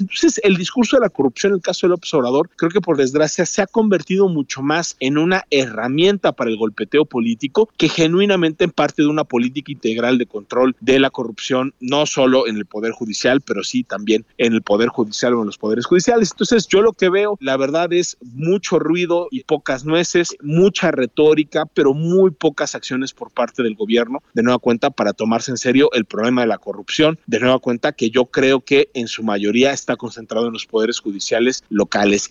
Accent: Mexico; como sociedad mexicana

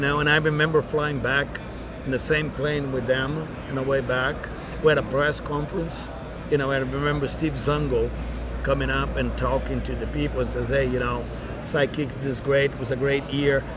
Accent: Brazil; also born or lived in Dallas / Tampa; now in United States; growing up in Brazil in a small town

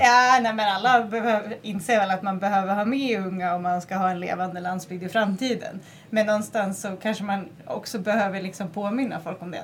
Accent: northern Gotland, Sweden; när jag växte upp på norra Gotland

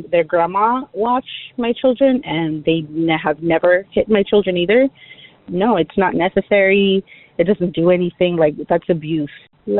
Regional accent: Mexico; now in San Diego, United States; I grew up in Mexico

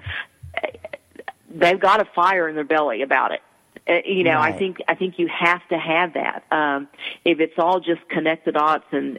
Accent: East Texas, United States; I'm from East Texas and my T's sound like D's

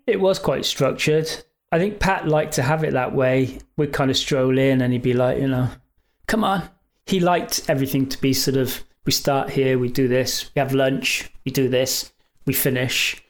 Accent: England, United Kingdom; we're from England.

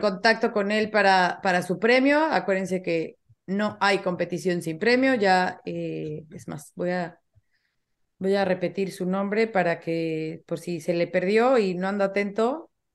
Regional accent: Mexico; como mexicana

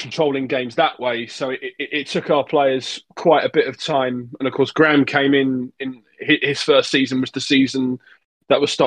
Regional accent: England, United Kingdom; growing up in England, being a fan of the England team

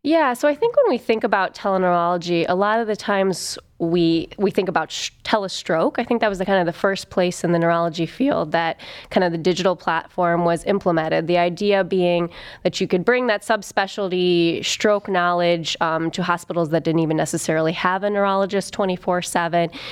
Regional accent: Toledo, Ohio, United States; also born or lived in Wooster, Ohio / Athens, Ohio / Chicago, Illinois / Cleveland, Ohio; I'm from Ohio originally, from Toledo

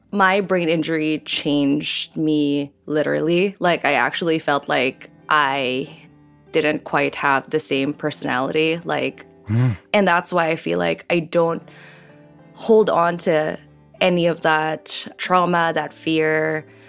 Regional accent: Philippines; moved away as an adult; I grew up in the Philippines

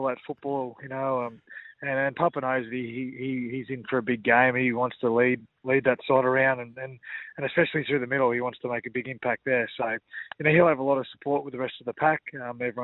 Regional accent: Kingaroy, Queensland, Australia; growing up in Kingaroy

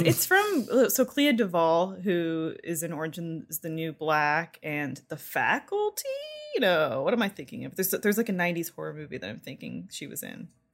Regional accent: Canada; I am Canadian

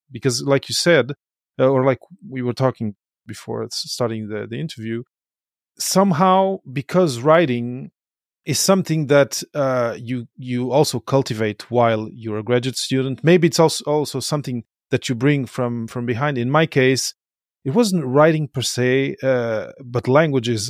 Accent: Portugal; moved away as an adult; also born or lived in Belgium; I come from Portugal, uh, I was born in Belgium, grew up in Portugal

